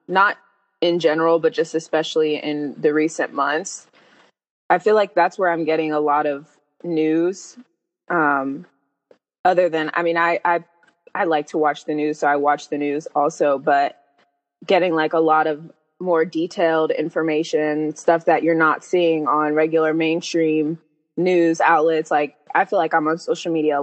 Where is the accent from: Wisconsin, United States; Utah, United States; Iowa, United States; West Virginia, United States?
West Virginia, United States; moved away; also born or lived in Atlanta; I grew up in West Virginia